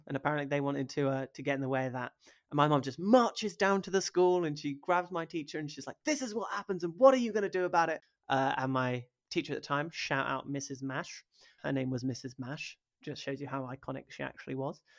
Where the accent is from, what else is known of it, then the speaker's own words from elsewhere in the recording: rural Norfolk, East of England, United Kingdom; also born or lived in Hackney, London; I grew up in rural Norfolk